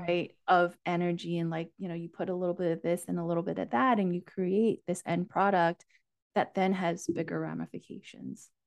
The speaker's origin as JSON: {"language": "English", "country": "United States", "tie": "born or raised there", "also_born_or_lived": "Asia", "said": "My parents and I, with my younger brother, emigrated to the U, U S, um, when I was only four years"}